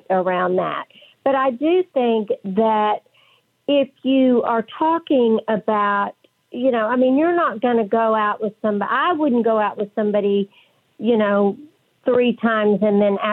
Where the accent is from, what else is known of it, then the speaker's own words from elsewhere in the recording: West Texas, United States; accent: West Texas; my West Texas accent